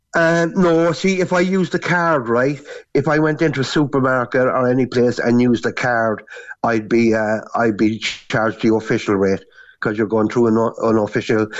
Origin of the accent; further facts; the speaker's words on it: Cork, Munster, Ireland; moved away as an adult; now in Canary Islands, Spain; I'm actually from Albert Road in Cork City